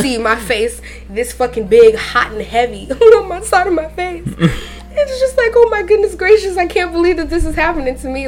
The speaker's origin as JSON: {"language": "English", "area": "the Everglades", "region": "Florida", "country": "United States", "tie": "born or raised there", "said": "I grew up in the Everglades pretty much."}